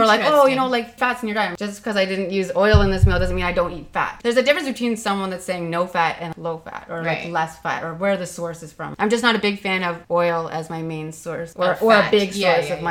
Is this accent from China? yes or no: no; Ontario, Canada; we're Canadian